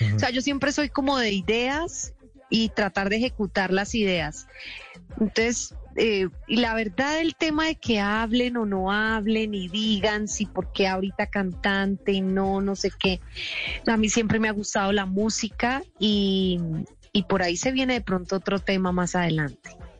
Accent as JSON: {"language": "Spanish", "country": "Colombia", "said": "nosotros como colombianos"}